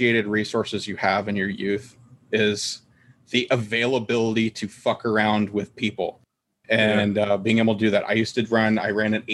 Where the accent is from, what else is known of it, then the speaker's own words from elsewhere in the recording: United States; I'm an American